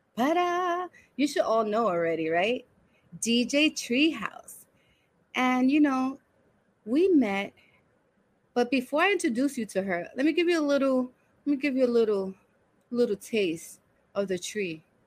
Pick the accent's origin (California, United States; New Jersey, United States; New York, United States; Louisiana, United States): New York, United States; New York City; also born or lived in Brooklyn; I was born in Brooklyn, raised in Washington Heights, and now living in the Bronx.